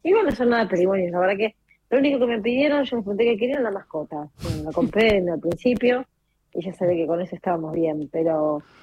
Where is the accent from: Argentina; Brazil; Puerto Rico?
Argentina; nosotros eh, somos Argentina